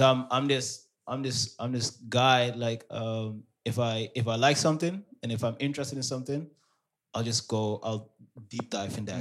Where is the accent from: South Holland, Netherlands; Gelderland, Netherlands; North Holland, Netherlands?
North Holland, Netherlands; Amsterdam; born and raised in Amsterdam. My parents are from Suriname.